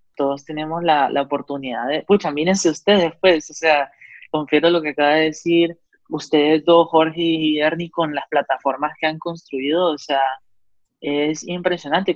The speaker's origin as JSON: {"language": "Spanish", "country": "Honduras", "also_born_or_lived": "Georgia, United States", "moved": "as an adult", "said": "cuando yo me fui la primera vez de Honduras a, Georgia, a SCAD"}